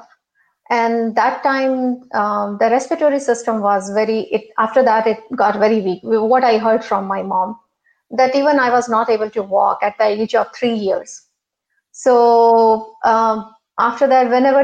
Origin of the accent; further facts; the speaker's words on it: Punjab, India; I grew up in India and my childhood was in a very small city of India, northern India, basically from Punjab, and belonged to the army family